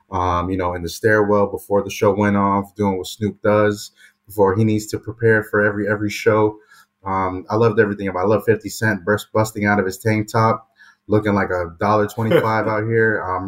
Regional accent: East Coast, United States; I grew up on the East Coast

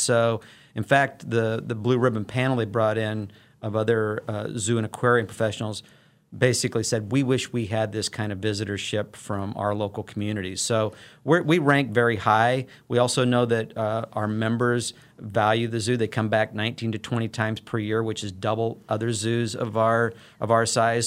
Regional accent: Illinois, United States; moved away as an adult; also born or lived in St. Louis, Missouri; now in Wichita, United States; I'm a native of the Saint Louis metro region. I grew up on the Illinois side of the, of the Mississippi River there

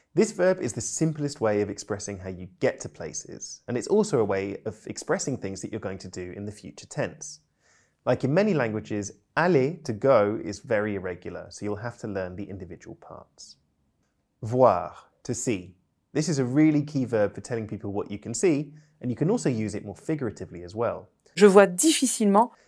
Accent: United Kingdom; I'm British polyglot

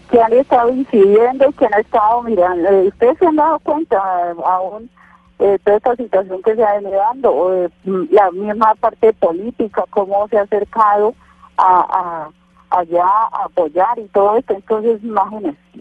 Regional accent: Cauca, Colombia; somos colombianos todos

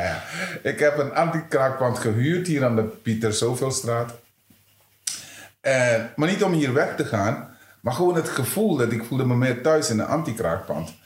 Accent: Suriname; moved away as an adult; now in Netherlands; maar in Suriname, ik heb kennis leren maken, kennis gemaakt met discriminatie op jonge leeftijd

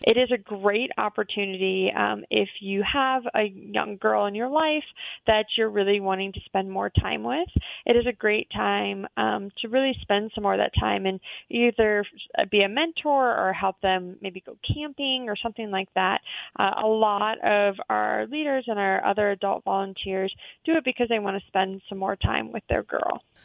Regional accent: Atlanta, Georgia, United States; I grew up in Atlanta

